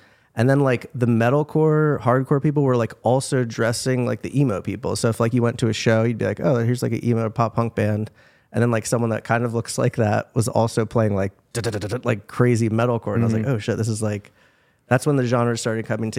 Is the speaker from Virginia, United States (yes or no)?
yes; Virginia, United States; In Virginia, okay. Northern Virginia.